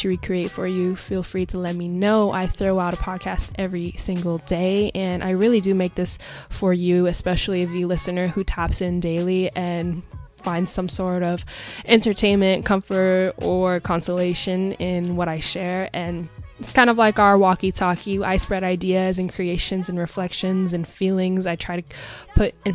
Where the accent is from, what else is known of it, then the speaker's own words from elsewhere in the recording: Pacific Northwest, United States; I grew up in the Pacific Northwest